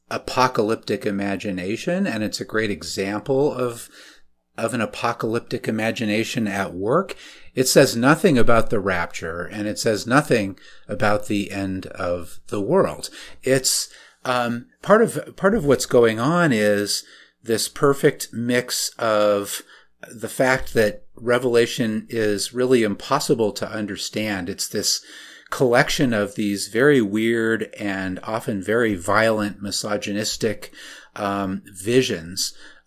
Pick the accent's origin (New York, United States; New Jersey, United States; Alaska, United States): Alaska, United States; so I grew up mostly in Alaska in conservative evangelical Christian circles